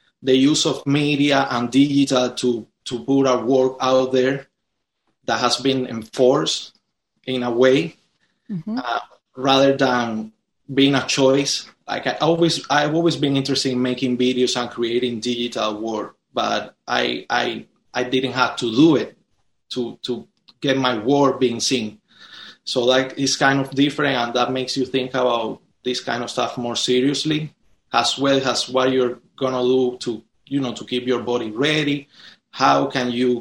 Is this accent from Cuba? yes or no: yes; Cuba; now in United States; my country and me growing up there